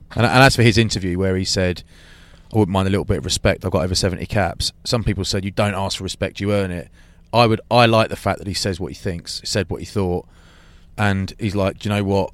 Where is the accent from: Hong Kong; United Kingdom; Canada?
United Kingdom; England; I'm English